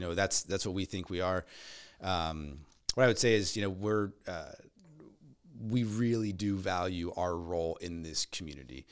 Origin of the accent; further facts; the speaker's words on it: Nebraska, United States; moved away as an adult; now in Tennessee, United States; I'm from Nebraska